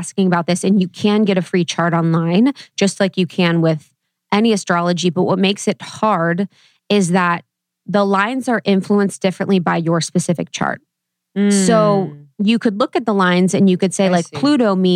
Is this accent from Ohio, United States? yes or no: yes; Ohio, United States; I was born in Ohio